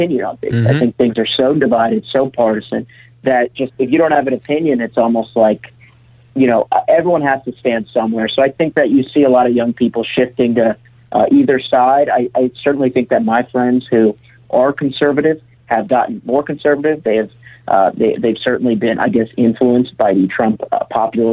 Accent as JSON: {"language": "English", "area": "outside Philadelphia", "region": "Pennsylvania", "country": "United States", "also_born_or_lived": "Pittsburgh", "said": "I'm from outside Philadelphia."}